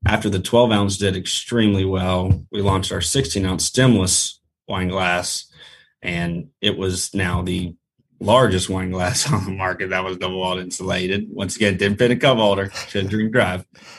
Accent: Jacksonville, Florida, United States; Jacksonville, Florida.

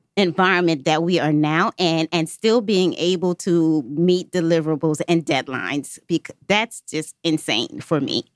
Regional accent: New York, United States; moved away as an adult; now in Atlanta, United States; I'm literally from New York. I've been in Atlanta for about eight years now

